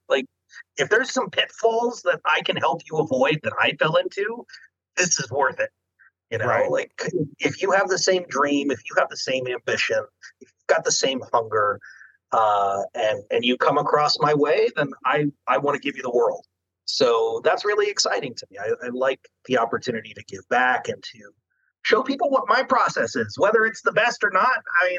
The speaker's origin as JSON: {"language": "English", "region": "Chesapeake Bay area", "country": "United States", "said": "I'm from the Chesapeake, so, you know."}